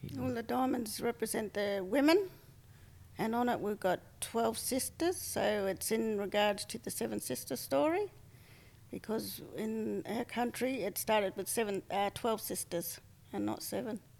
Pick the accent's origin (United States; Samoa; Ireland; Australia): Australia; Point Pearce, South Australia; now in Port Victoria, Australia; I come from Point Pierce, but I live at Port Victoria.